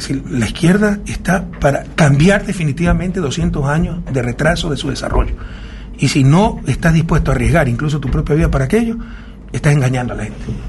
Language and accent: Spanish; Guayaquil, Guayas, Ecuador; Guayaquil, mi ciudad natal